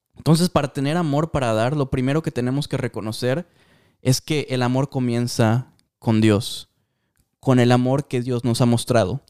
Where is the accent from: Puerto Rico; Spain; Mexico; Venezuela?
Mexico; yo soy súper mexicano